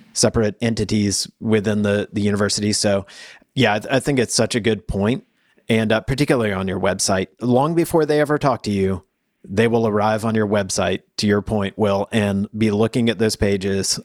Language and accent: English; the South, United States; I'm from the South.